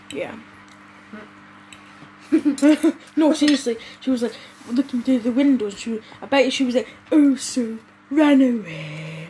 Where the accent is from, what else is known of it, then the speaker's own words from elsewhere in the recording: Scotland, United Kingdom; We're from Scotland